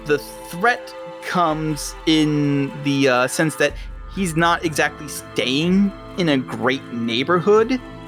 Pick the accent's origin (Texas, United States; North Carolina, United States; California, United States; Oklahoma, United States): Texas, United States; Houston; No, I'm not. I'm from Houston.